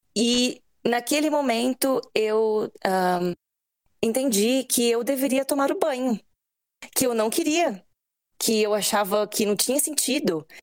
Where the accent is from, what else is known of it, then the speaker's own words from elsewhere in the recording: Paulínia, São Paulo, Brazil; moved away; eu sou do interior de São Paulo, né? Cresci em Paulínia